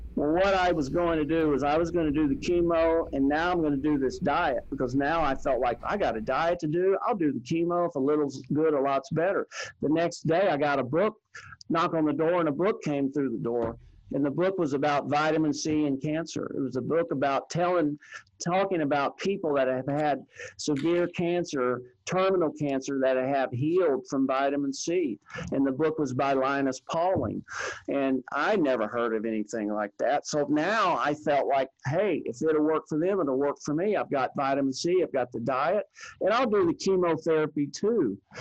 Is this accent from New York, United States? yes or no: no; Texas, United States; I was from Texas